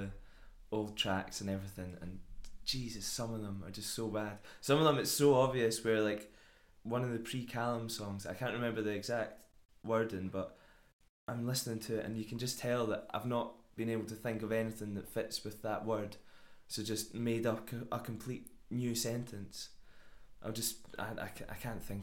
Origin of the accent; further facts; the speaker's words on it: Dunfermline, Scotland, United Kingdom; we're from Dunfermline